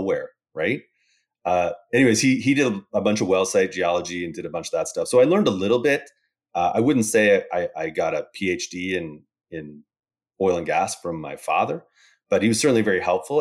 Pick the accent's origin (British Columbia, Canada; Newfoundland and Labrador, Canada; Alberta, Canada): Alberta, Canada; Calgary; also born or lived in Boston; I'm from Calgary, Canada, uh, grew up here